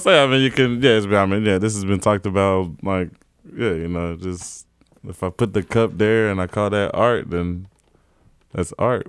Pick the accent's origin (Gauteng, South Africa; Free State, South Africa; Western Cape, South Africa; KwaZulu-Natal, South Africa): Gauteng, South Africa; Johannesburg; born or raised there; also born or lived in South Carolina; now in New York, United States